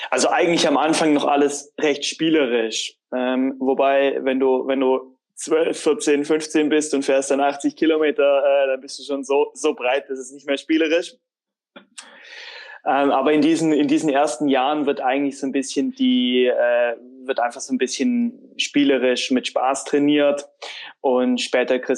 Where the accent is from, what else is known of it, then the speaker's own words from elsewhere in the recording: Tübingen, Baden-Württemberg, Germany; ich bin in Tübingen im Frondorf aufgewachsen, war auch mal beim Fußballtraining, beziehungsweise habe gekickt mit Kumpels